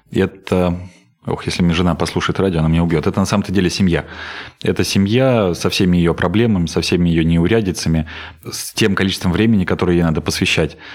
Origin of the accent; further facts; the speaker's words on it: Voronezh, Voronezh Oblast, Russia; Я Воронежскую область люблю, я коренной воронежец, я готов и хочу э, работать здесь